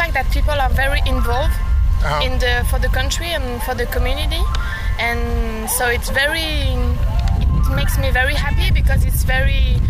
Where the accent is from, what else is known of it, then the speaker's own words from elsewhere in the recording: France; English is a second language; moved away as an adult; now in United States; I'm from France.